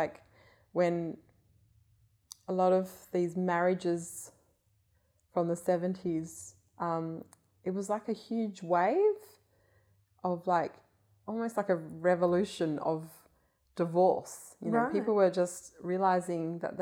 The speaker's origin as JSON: {"language": "English", "town": "Hilton", "region": "Western Australia", "country": "Australia", "tie": "born or raised there", "said": "that house that I grew up in Hilton"}